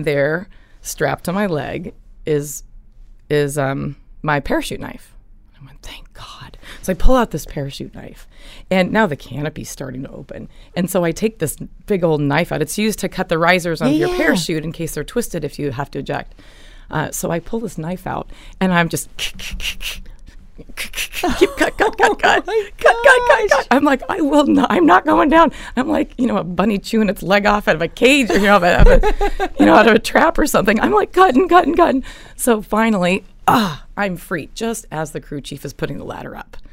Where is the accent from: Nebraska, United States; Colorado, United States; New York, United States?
Colorado, United States; Evergreen; I grew up in a little town called Evergreen. It's in Colorado.